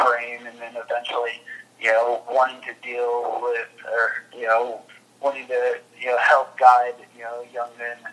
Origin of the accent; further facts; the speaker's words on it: Louisville, Kentucky, United States; moved away as an adult; also born or lived in Lake Forest, Illinois / Birmingham, Alabama / Richmond, Virginia; now in Dallas, United States; Growing up in Louisville, Kentucky